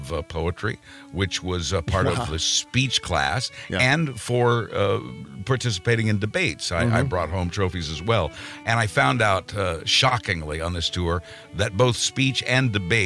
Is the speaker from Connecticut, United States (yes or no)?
no; Wichita, Kansas, United States; moved away; I was born in Wichita, Kansas. and was educated there